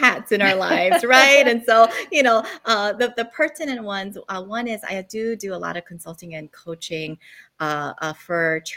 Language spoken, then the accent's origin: English; Philadelphia, Pennsylvania, United States; moved away as an adult; also born or lived in South Korea; now in Honolulu, United States; I was born in South Korea. My family immigrated to the United States to Philadelphia. So I did all my growing up, becoming an adult in West Philadelphia